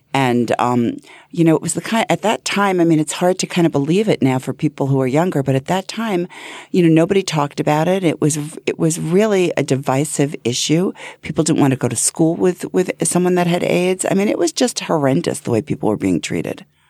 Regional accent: Hempstead, New York, United States; I grew up in, in Hempstead, um, Franklin Square

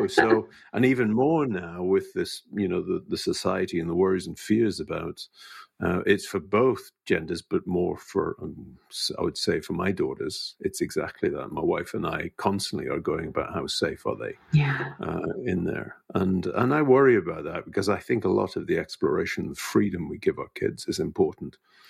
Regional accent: United Kingdom; I was using sarcasm as a British person would.

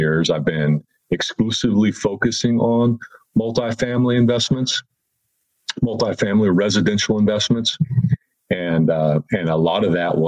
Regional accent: Fort Worth, Texas, United States; I grew up in Fort Worth

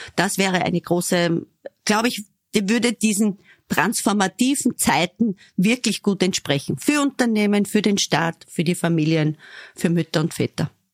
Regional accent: Southern Burgenland, Austria; moved away; ich komme aus dem Südburgenland

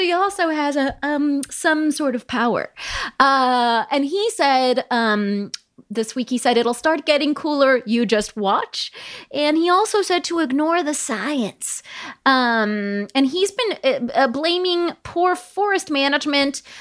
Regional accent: Palm Springs, California, United States; I grew up in Palm Springs, California

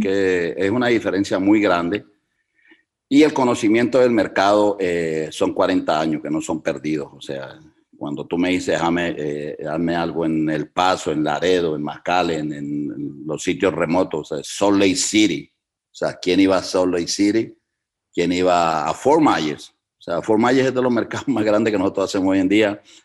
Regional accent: Cali, Valle del Cauca, Colombia; now in Chicago, United States; yo soy salsero caleño

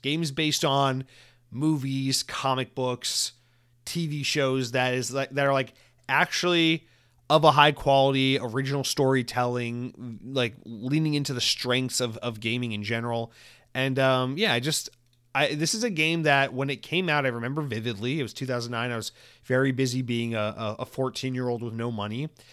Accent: Georgia, United States; also born or lived in Atlanta; now in Florida, United States; I grew up in Georgia and we had Publix everywhere

